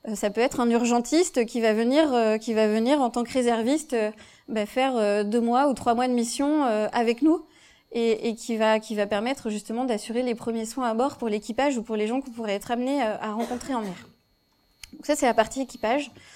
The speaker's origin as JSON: {"language": "French", "area": "Vendée", "region": "Pays de la Loire", "country": "France", "tie": "born or raised there", "said": "J'étais j'ai grandi en Vendée"}